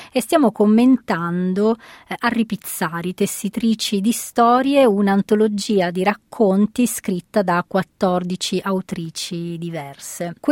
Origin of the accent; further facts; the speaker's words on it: Calabria, Italy; e anche nel mio dialetto, che sono calabrese, significa mm, rammendare.